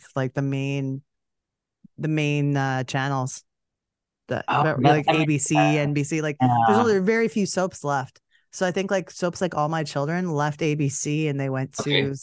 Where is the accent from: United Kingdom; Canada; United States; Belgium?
Canada; I'm Canadian and I can't even speak French